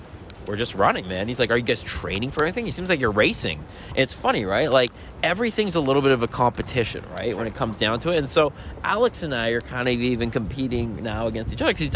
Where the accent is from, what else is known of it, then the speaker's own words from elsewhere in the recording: Toronto, Ontario, Canada; I'm from Toronto